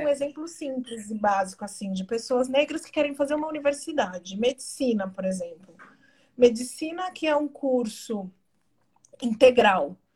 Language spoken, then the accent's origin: Portuguese; Brazil; eu também não sou vista como branco porque eu sou brasileiro